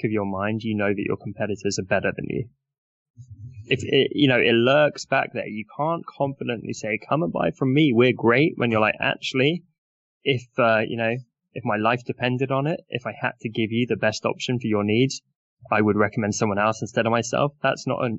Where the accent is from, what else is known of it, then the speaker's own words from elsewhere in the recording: United Kingdom; I'm British